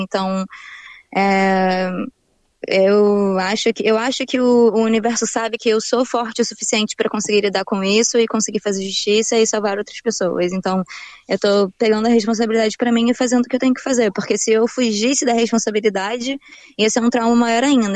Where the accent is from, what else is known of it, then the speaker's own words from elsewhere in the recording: Rio de Janeiro, Brazil; moved away as an adult; now in Brisbane, Australia; crescendo no Rio de Janeiro